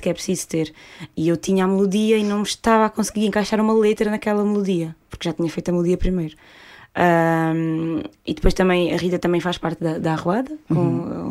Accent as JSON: {"language": "Portuguese", "country": "Portugal", "said": "nós, portugueses"}